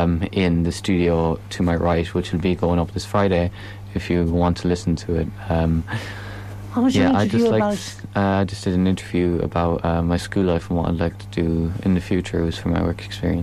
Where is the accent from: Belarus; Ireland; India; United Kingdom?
Ireland; Tulsk, Connacht; also born or lived in Longford; Although I am from Tulsk